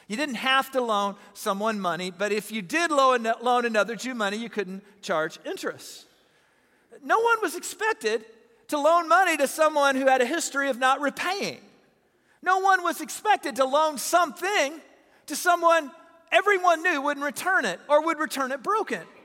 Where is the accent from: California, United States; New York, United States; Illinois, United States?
Illinois, United States; Southern; I'm from Southern Illinois